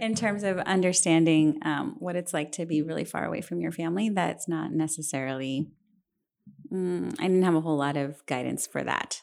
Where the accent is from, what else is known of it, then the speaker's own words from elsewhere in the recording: San Antonio, Texas, United States; also born or lived in Santa Barbara, California; I really was so lucky to have grown up in a city like this